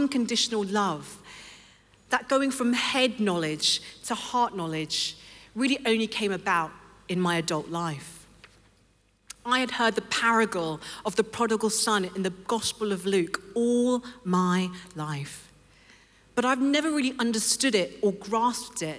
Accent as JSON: {"language": "English", "region": "London", "country": "United Kingdom", "tie": "born or raised there", "said": "I grew up in London, and I was raised in a Christian home"}